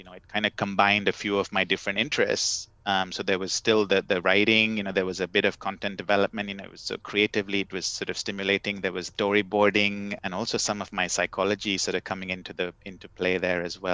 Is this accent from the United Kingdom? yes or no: no; Kerala, India; first language English; now in Amsterdam, Netherlands; both my wife and I, we speak Malayalam and we understand it, but we didn't sort of learn it in school the way we did English. And so in a way, our first language is actually English